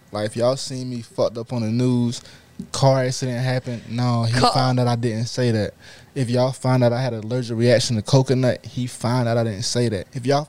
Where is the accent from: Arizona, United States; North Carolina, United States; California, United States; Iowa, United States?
North Carolina, United States; Raleigh; I'm from North Carolina, Raleigh, to be exact.